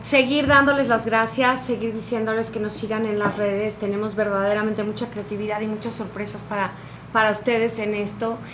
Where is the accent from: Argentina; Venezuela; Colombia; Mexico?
Mexico; Cuernavaca, Morelos; moved away; also born or lived in Cancún; yo crecí en Cuernavaca, vengo de vivir 17 años en Cancún